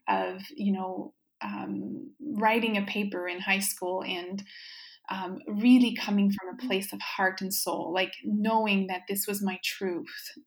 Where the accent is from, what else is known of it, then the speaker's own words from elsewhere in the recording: Baie-Comeau, Quebec, Canada; first language French; English is a second language; moved away as an adult; also born or lived in New Brunswick / Montreal; I was born in Baie-Comeau, Quebec. So I'm Francophone, was raised in French.